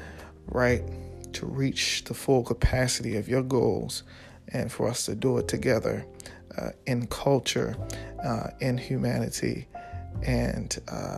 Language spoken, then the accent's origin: English; Baltimore, Maryland, United States; also born or lived in Washington, D.C.; born and raised in Baltimore